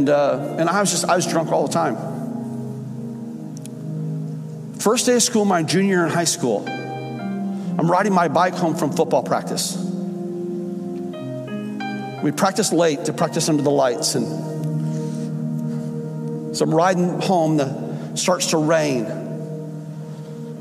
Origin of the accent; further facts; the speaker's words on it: Fort Myers, Florida, United States; also born or lived in Illinois; grew up in Florida